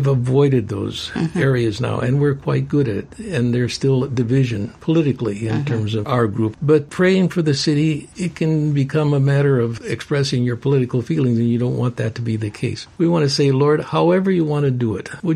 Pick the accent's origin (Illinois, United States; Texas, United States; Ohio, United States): Illinois, United States; Chicago; I'm from Chicagoland area